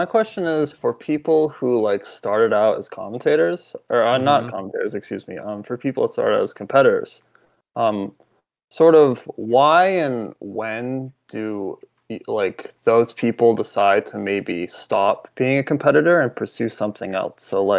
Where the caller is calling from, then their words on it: Portland, Maine, United States; Hi, I'm calling from Portland, Maine.